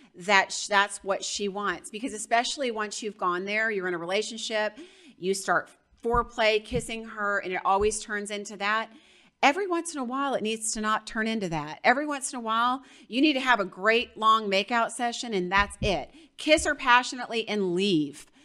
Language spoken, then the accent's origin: English; Georgia, United States; I'm from Georgia